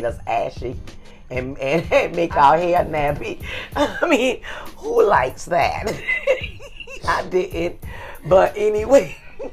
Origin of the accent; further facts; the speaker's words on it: South Carolina, United States; accent: Geechee; moved away; I'm from South Carolina, and I wanted to bring up, I've been giving her lessons on how to talk Geechee